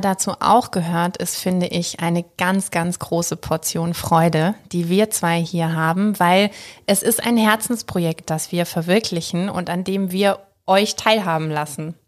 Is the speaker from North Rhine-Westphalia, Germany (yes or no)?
no; Freiburg, Baden-Württemberg, Germany; now in Stuttgart, Germany; eigentlich gebürtige Freiburgerin, lebe und arbeite aber inzwischen hier in Stuttgart